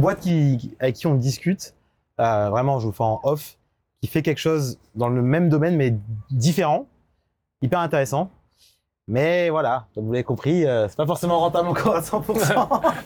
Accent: France; en tant que Français

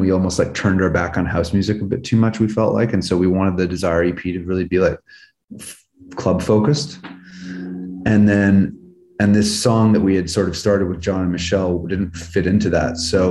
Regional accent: Vancouver, British Columbia, Canada; now in Los Angeles, United States; growing up in Vancouver, you kind of, you know, my dad's from Scotland.

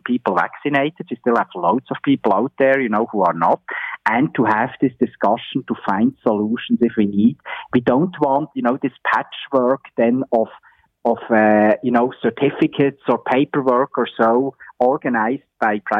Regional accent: Switzerland; now in Ontario, Canada; my home country, in Switzerland

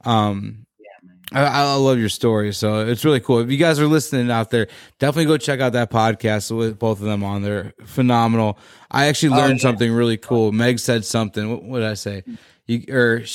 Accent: West Virginia, United States; now in Illinois, United States; I grew up around West Virginia

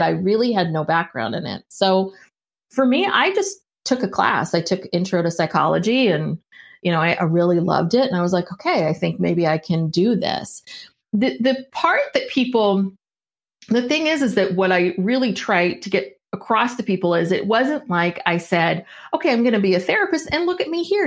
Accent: San Francisco Bay Area, California, United States; also born or lived in Los Angeles; I'm from the San Francisco Bay Area. I'm a Northern California kid.

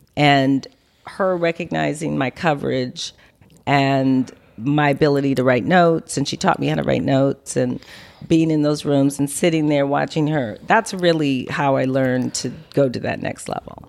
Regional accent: Los Angeles, California, United States; also born or lived in New Orleans; I was raised in L A at LACMA, near LACMA, um, in the, uh, you know, sixties, seventies

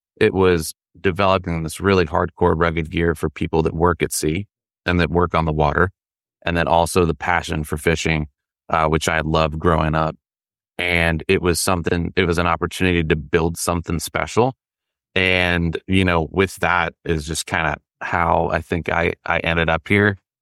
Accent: the Carolinas, United States; I grew up in the Carolinas as well

